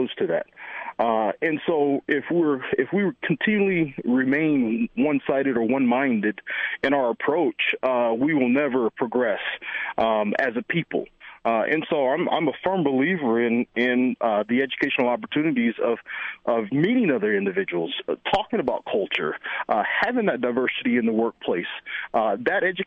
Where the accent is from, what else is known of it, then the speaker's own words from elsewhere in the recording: North Carolina, United States; Growing up in the environment that I grew up in North Carolina, the community was predominantly Black